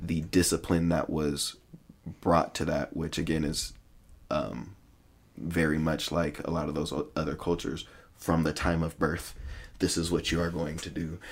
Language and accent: English; United States; I'm an American